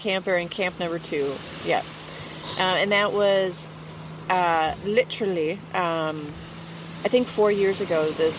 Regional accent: Minnesota, United States; I'm from Minnesota.

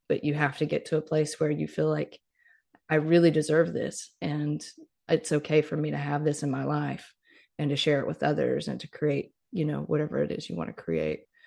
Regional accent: Mississippi, United States; moved away; I grew up in Mississippi

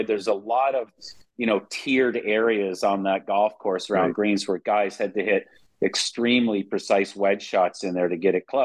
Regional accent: Canada; as a Canadian

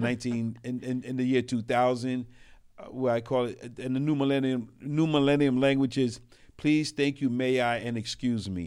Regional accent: New York City, New York, United States; also born or lived in Brooklyn / Queens; I was raised in New York City. I'm a city rat

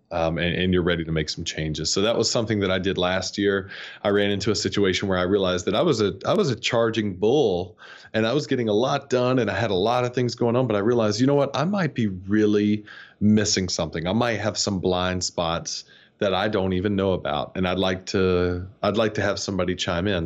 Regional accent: North Georgia, United States; moved away; I grew up in North Georgia, where it's cold all the time

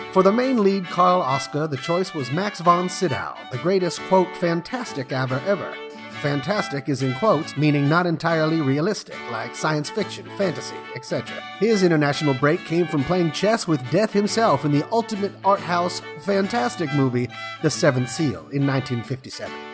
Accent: Molde, Møre og Romsdal, Norway; now in Sweden; the only movie ever filmed in my hometown of Mold.

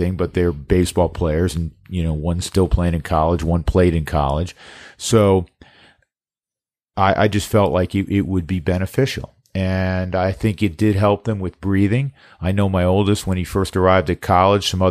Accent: New York, United States; moved away; I grew up in New York

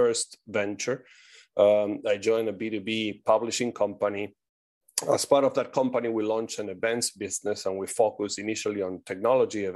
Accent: Argentina; moved away; I'm originally from Argentina. That's why my exotic accent

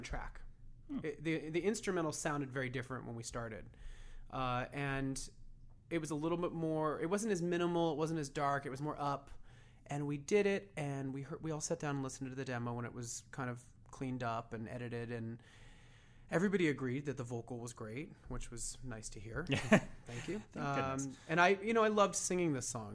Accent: San Diego, California, United States; now in Los Angeles, United States; I grew up in San Diego, but I moved here right after high school

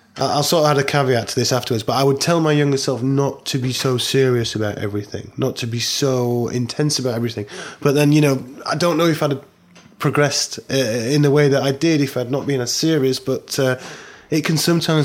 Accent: Barnsley, Yorkshire and the Humber, United Kingdom; my hometown of Barnsley in South Yorkshire

